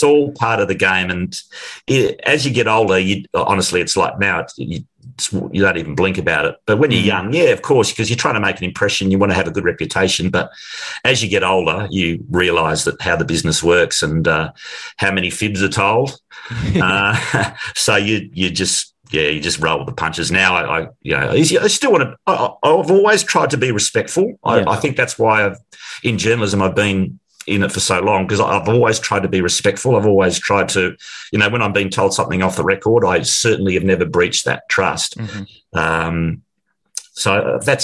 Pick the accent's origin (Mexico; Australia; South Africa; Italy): Australia; Ringwood, Victoria; also born or lived in Melbourne / New York / London / Sydney; I was a boy from Ringwood